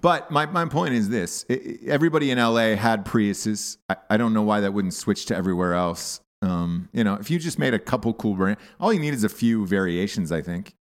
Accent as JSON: {"language": "English", "region": "the South", "country": "United States", "moved": "yes", "said": "I'm from the South"}